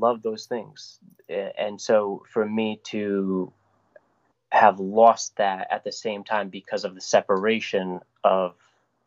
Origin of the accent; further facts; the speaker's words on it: Woonsocket, Rhode Island, United States; I was born and raised in Rhode Island